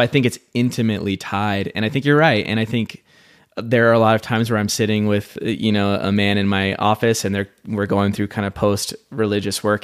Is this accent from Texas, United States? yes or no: no; Sandy, Utah, United States; I grew up in Sandy, Utah, so I'm very familiar with the culture and the place